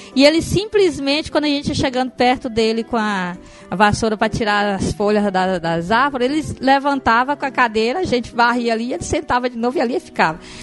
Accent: Castelo do Piauí, Piauí, Brazil; now in Fortaleza, Brazil; Eu sou piauiense, nasci no interior do Piauí, é uma cidade chamada Castelo do Piauí

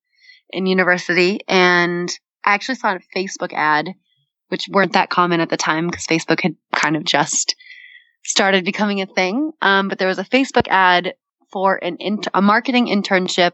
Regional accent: Boston, Massachusetts, United States; now in New York, United States; I'm from Boston

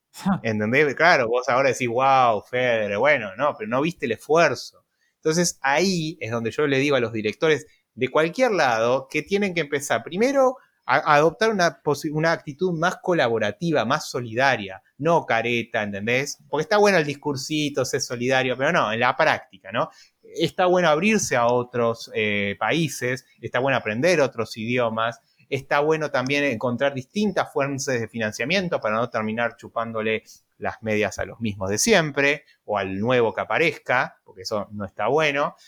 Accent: Argentina; te lo digo como argentino

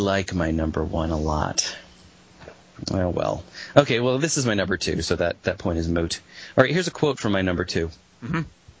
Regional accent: Colorado, United States; I grew up in Colorado.

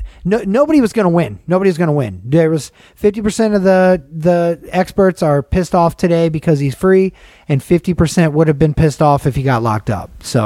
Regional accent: Las Vegas, Nevada, United States; I'm just from Vegas. No tan.

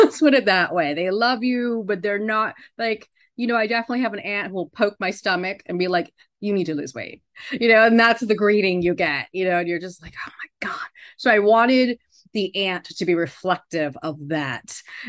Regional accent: New York City, New York, United States; now in Sedona, United States; So I moved out there from New York. I'm a former New Yorker

